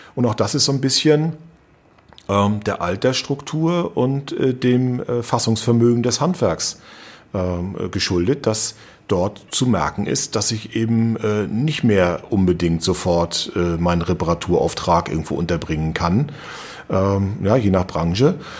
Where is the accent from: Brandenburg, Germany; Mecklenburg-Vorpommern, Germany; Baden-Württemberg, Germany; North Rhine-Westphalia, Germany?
Mecklenburg-Vorpommern, Germany; Rostock; ich bin ja eben gebürtiger Rostocker